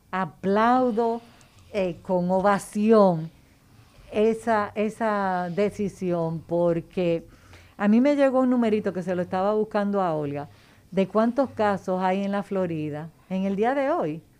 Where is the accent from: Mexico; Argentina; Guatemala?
Mexico; Bueno, como yo soy un mexicana